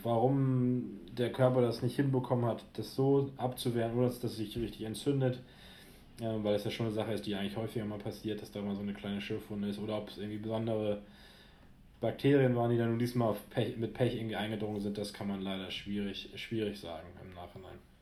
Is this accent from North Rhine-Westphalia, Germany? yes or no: no; near Altenholz, Schleswig-Holstein, Germany; lange in Altenholz gespielt, wo ich ja aufgrund der örtlichen Verbundenheit zu meiner Heimat den einen oder anderen auch kenne